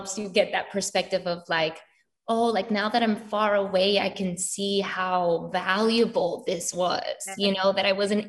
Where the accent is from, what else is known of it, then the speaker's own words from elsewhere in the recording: New York, United States; also born or lived in Florida; now in Los Angeles, United States; My parents live in Florida, but I'm originally from New York. So family split in New York and in all over the East Coast.